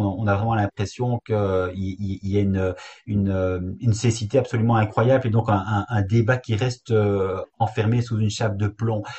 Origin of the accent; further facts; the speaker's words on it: Belgium; chez nous en Belgique